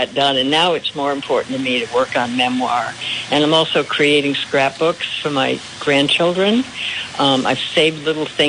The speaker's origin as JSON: {"language": "English", "region": "Rhode Island", "country": "United States", "tie": "born or raised there", "said": "I grew up in Rhode Island"}